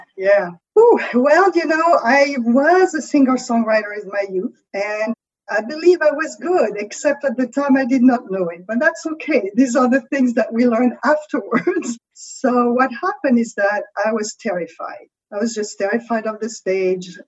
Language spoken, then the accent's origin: English; France; accent: French; English is a second language; With my French accent